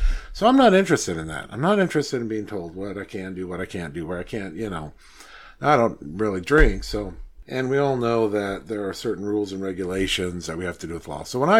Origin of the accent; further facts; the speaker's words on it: United States; I'm an American